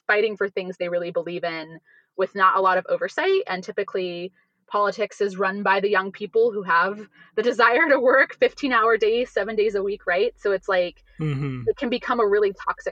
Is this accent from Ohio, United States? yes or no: yes; Ohio, United States; my home state of Ohio.